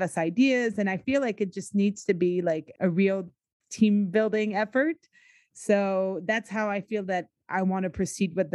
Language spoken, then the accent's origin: English; United States; now in Quebec, Canada; I grew up in the States